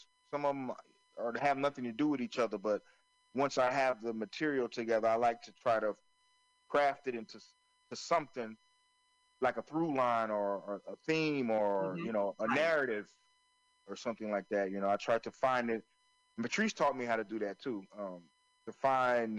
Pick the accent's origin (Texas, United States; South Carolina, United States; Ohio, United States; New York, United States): South Carolina, United States; Florence; where I grew up in Florence, South Carolina